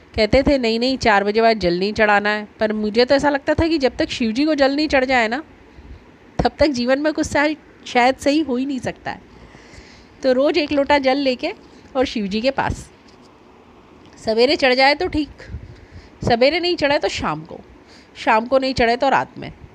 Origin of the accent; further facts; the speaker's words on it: Ujjain, Madhya Pradesh, India; also born or lived in Omkareshwar; चूँकि मैं तो उज्जैन से हूँ महाकाल की नगरी से हूँ